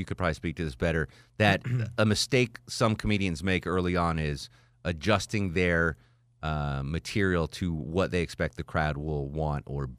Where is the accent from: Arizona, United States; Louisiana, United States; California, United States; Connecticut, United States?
Connecticut, United States; Torrington; I grew up in Connecticut in a town that was 50% Italian, 15% Lebanese, 15% Korean.